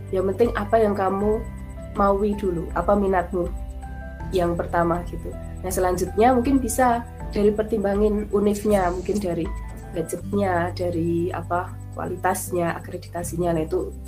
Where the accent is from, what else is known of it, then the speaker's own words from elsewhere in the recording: Java, Indonesia; Ya, ya aku juga orang Jawa.